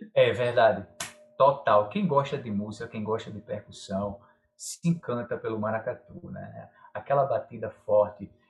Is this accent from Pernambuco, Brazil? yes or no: yes; João Alfredo, Pernambuco, Brazil; now in Recife, Brazil; sou do interior de Pernambuco, uma cidade chamada João Alfredo